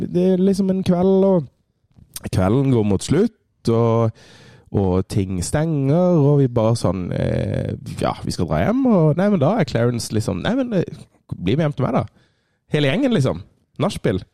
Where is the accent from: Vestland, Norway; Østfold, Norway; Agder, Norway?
Agder, Norway; Kristiansand; moved away; Jeg var hjemme i Kristiansand